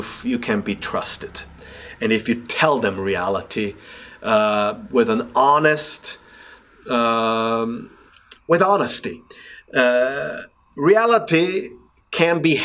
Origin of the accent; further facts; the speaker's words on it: Austria; accent: Austrian; English is a second language; my Austrian accent